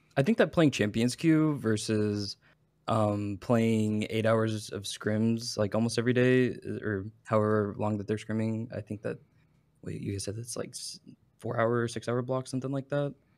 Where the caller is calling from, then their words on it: Dallas, Texas, United States; I'm calling from good old Dallas, Texas.